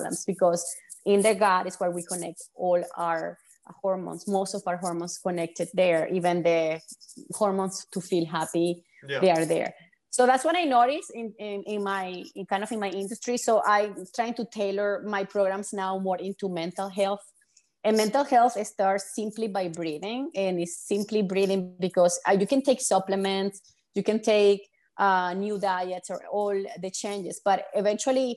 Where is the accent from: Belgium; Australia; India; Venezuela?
Venezuela; I'm from Venezuela